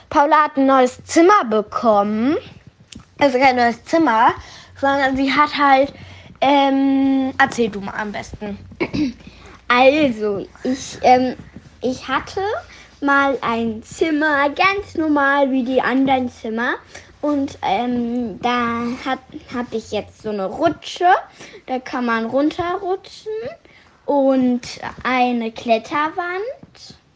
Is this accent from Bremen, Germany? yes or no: no; Frankfurt, Hesse, Germany; Aber ich komme auch eigentlich aus Frankfurt. Ich bin Frankfurterin, weil ich wurde in Frankfurt geboren.